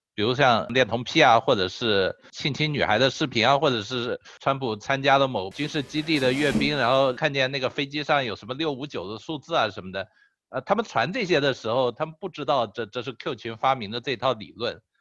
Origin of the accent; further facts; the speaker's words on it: China; 作为中国人